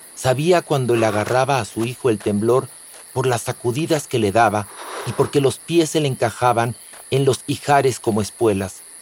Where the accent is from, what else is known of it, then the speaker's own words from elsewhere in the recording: Mexico; soy mexicano